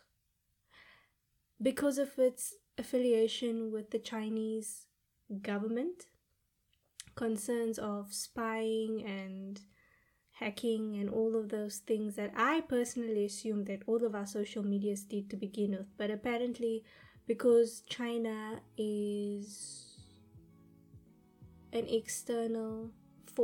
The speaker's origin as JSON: {"language": "English", "town": "Cape Town", "region": "Western Cape", "country": "South Africa", "tie": "born or raised there", "said": "my hometown of Cape Town, South Africa"}